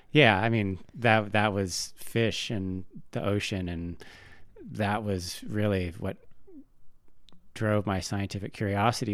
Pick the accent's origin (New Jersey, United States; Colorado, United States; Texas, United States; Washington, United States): Washington, United States; Tacoma; now in Bitterroot Valley, Montana, United States; where I grew up in Tacoma, Washington, the big thing are these salt marshes